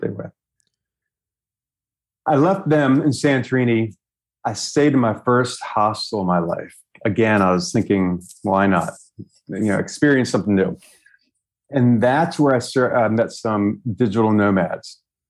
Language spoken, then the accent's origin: English; New York, United States; moved away as an adult; now in Hanoi, Vietnam; I'm from New York